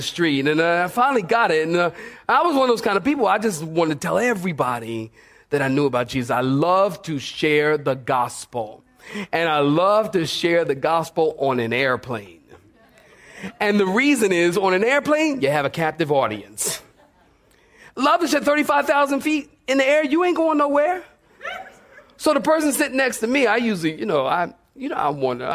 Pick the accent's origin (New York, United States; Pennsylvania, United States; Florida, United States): Pennsylvania, United States; Philadelphia; moved away; also born or lived in California; I came here from California, but I'm originally from Philadelphia.